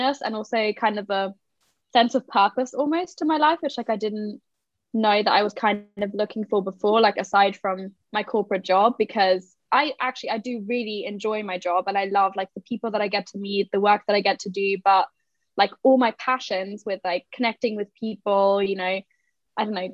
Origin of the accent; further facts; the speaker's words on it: Germany; moved away as an adult; now in London, United Kingdom; I'm kind of a mix of German, Portuguese, and I lived in Germany till I was 18